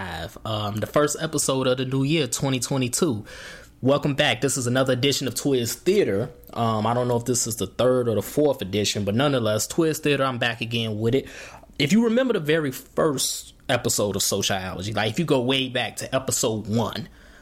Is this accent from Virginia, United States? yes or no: no; Markham, Illinois, United States; also born or lived in Chicago, Illinois; I'm from Markham, which is a burb, a suburb of Chicago, south suburb to be exact. But I spent a lot of time in the city at relatives' house, mainly my grandma down on the low end in Bronzeville.